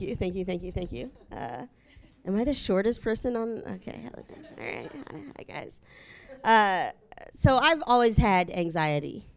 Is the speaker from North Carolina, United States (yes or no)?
yes; North Carolina, United States; I'm from North Carolina, we have to pick a side when we're born